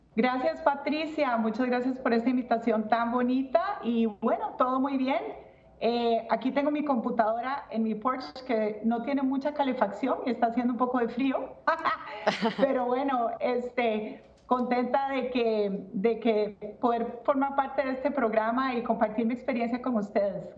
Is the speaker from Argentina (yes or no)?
no; Costa Rica; now in Atlanta, United States; yo soy de Costa Rica, pero yo en Atlanta